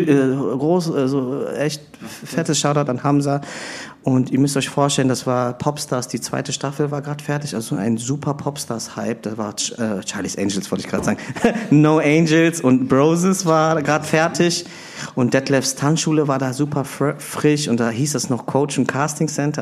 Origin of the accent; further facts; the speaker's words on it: Bonn, North Rhine-Westphalia, Germany; moved away as an adult; also born or lived in Philippines; now in Berlin, Germany; ich bin ähm, gebürtiger Filipino, bin in Bonn aufgewachsen, lebe aber schon länger in Berlin